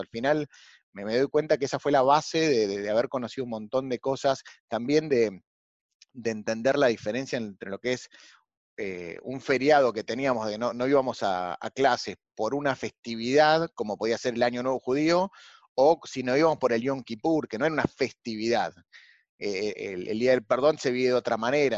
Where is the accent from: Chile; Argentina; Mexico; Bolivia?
Argentina; vengo de, como muchos argentinos, de una familia eh, con, orígenes españoles e italianos